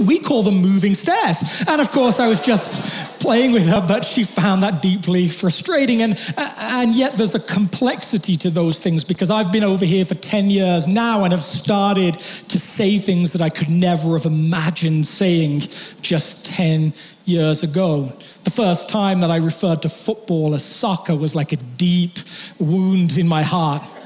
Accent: England, United Kingdom; moved away; I'm not British, I'm English

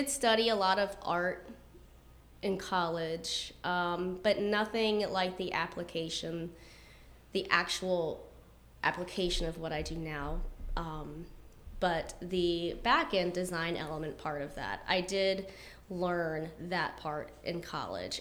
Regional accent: Ashland, Virginia, United States; I grew up in the Ashland area, just right on the other side of the 95 exit, and went to high school at Patrick Henry

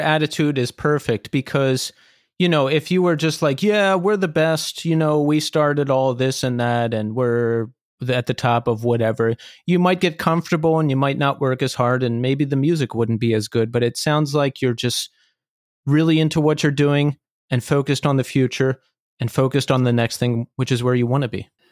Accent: Philadelphia, Pennsylvania, United States; now in New York, United States; I'm from Philadelphia ori- originally

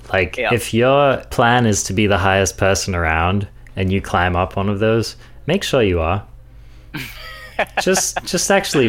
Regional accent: England, United Kingdom; I'm I'm English. Can you tell?

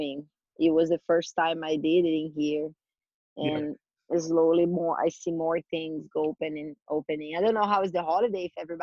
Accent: Brazil; English is a second language; moved away as an adult; now in California, United States; I'm from Brazil

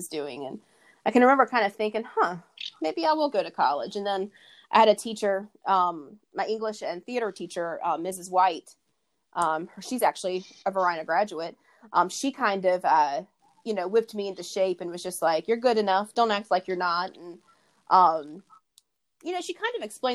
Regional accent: Hopewell, Virginia, United States; So I grew up in Hopewell. I met my husband in Hopewell

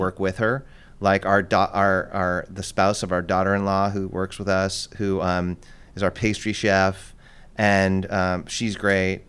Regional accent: Los Angeles, California, United States; moved away as an adult; also born or lived in East Coast / England; I grew up in Los Angeles

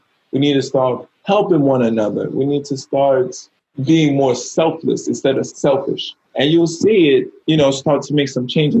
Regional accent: Bronx, New York, United States; I mean, I came from the Bronx, man. You know, I came from High Bridge.

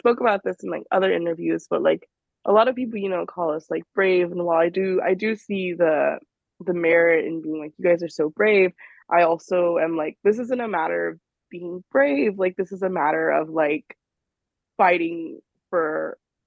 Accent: California, United States; moved away as an adult; now in New York, United States; I'm from California, so I went to UCLA

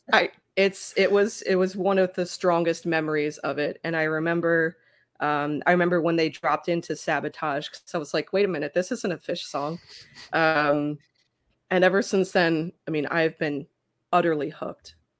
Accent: Philadelphia, Pennsylvania, United States; my hometown

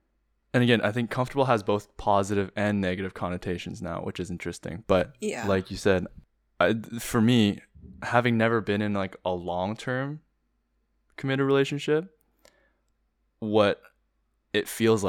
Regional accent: Vancouver, British Columbia, Canada; born there; Like I was born in Vancouver and I've been back though, unlike you.

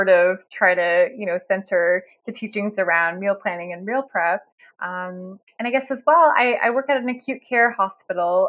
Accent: Toronto, Ontario, Canada; I'm in Canada. I'm sort of from the Toronto area

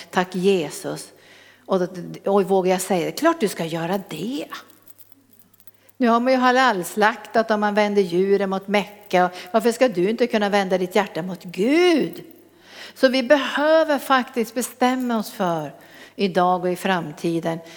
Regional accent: Norrbotten County, Sweden; accent: Norrland dialect; moved away; Då hade jag kvar min norrländska till fullo

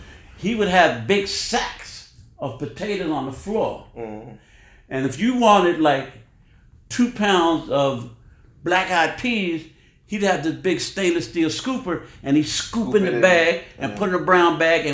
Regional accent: New York, United States; My address was 1565 Park Avenue, mm-hmm. the corner building on 112th Street and Park Avenue, mm-hmm. and my childhood was special because mm-hmm. I lived right across the street from La Marqueta.

